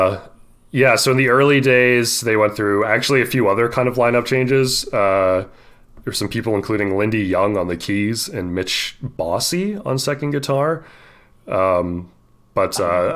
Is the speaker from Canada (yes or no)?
yes; Canada; we are Canadian men